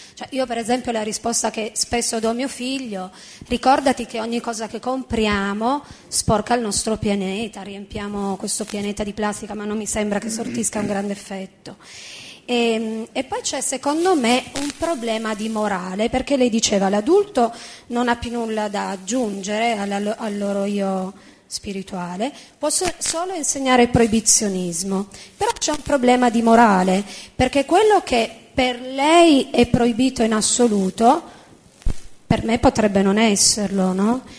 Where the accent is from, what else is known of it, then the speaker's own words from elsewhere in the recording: Turin, Piedmont, Italy; moved away as an adult; now in Rome, Italy; Parlo da torinese, no? che vive a Roma da 14 anni.